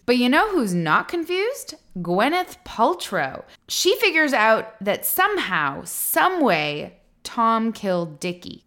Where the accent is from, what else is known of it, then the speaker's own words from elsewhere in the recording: Canada; now in United States; an expat of Canada